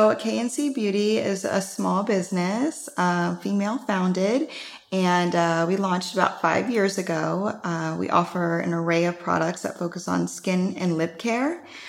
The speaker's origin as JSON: {"language": "English", "region": "Midwest", "country": "United States", "said": "I'm from the Midwest, and I always had really dry and cracked lips"}